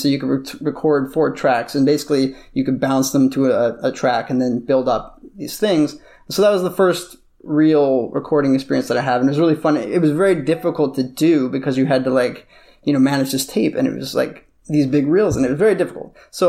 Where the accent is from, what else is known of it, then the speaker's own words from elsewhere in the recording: Beverly Hills, California, United States; I used to hate LA because I grew up in Beverly Hills, which is like the most stupid place for a kid, yeah, to grow up.